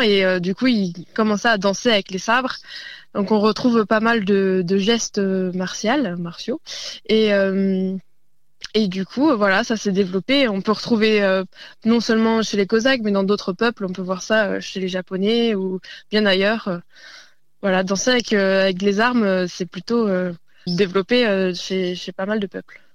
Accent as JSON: {"language": "French", "area": "northern Côte-d'Or, Châtillonnais", "region": "Bourgogne-Franche-Comté", "country": "France", "said": "Je viens du Nord-Côte d'Or, dans le Châtillonnais, et précisément dans un petit village qui s'appelle Puy."}